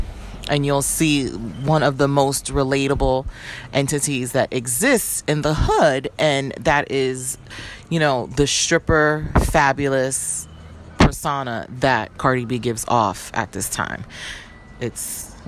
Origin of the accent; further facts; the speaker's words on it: New York City, New York, United States; moved away; I don't live in New York anymore, by the way, but I am a New Yorker